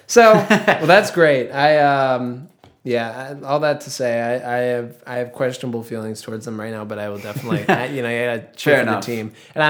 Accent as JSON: {"language": "English", "region": "New Hampshire", "country": "United States", "said": "I'm from New Hampshire."}